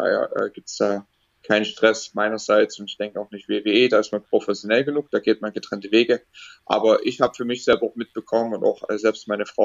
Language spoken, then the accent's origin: German; Dresden, Saxony, Germany; also born or lived in United States; Ja, dann halt ähm, Ende Juni wieder zurück nach Deutschland gezogen, wieder zurück nach Dresden, meine Heimatstadt.